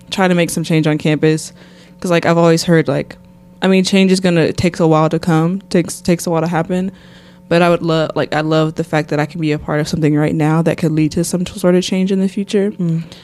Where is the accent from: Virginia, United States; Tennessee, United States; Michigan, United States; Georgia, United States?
Tennessee, United States; Nashville; also born or lived in Columbus, Mississippi; But I'm from Nashville, Tennessee. Um, let's see. I wasn't born there, but I was basically raised there. So I always am from Nashville. I was actually born in a small town called Columbus, Mississippi.